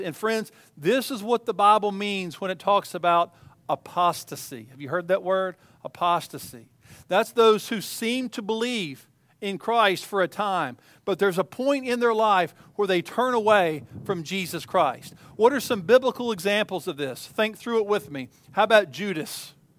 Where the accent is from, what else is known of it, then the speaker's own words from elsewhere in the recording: East Tennessee, United States; as a child growing up in East Tennessee